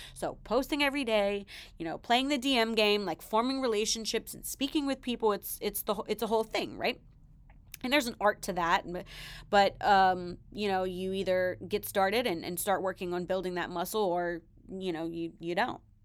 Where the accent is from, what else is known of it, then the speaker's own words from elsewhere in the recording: the South, United States; I'm from the South